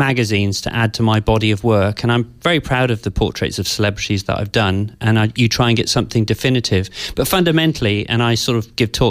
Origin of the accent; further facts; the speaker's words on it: Devon, West Country, South West England, United Kingdom; also born or lived in London; from the age of seven onwards, I grew up in the West Country in, kind of quite a rural environment.